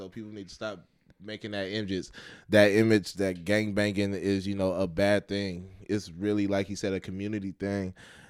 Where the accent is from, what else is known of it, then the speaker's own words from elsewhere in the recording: Lancaster, California, United States; Man, look, I'm from